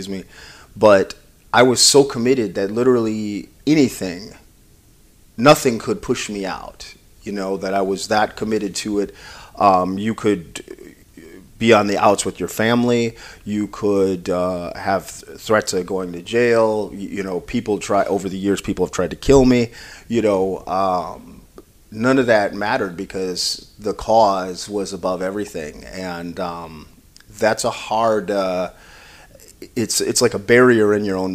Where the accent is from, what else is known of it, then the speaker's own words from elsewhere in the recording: Minnesota, United States; moved away as an adult; now in Detroit, United States; I'm from Minnesota originally, and I grew up in a pretty much all white area